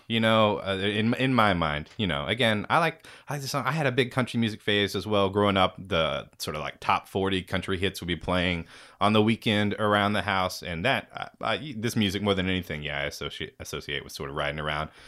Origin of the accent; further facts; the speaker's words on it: Dallas, Texas, United States; I'm from, uh, t-, the Dallas, Texas